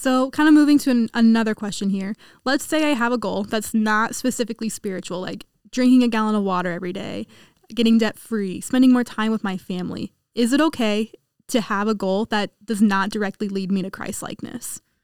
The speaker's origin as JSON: {"language": "English", "region": "Kansas", "country": "United States", "said": "I'm from Kansas"}